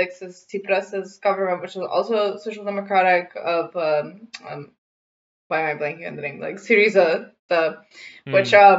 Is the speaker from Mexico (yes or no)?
no; North Macedonia; I'm from North Macedonia